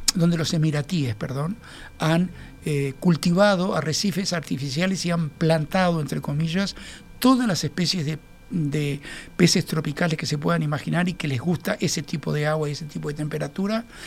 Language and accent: Spanish; Montevideo, Uruguay; nosotros vivimos como montevideanos